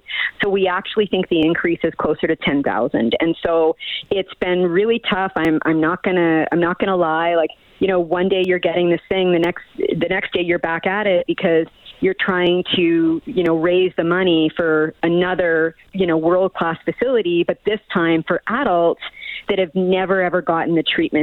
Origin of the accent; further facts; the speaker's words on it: Miramichi, New Brunswick, Canada; now in Edmonton, Canada; I'm from Miramichi, New Brunswick